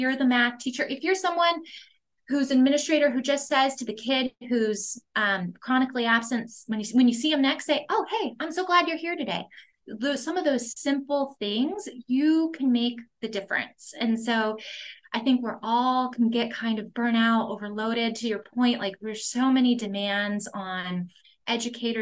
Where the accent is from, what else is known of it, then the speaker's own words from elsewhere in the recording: Los Angeles, California, United States; moved away as an adult; also born or lived in Boston; I'm from Los Angeles, so I was going to college in Boston